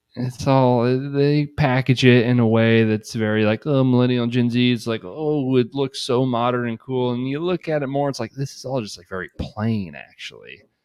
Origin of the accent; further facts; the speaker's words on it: Shelbyville, United States; Shelbyville, my hometown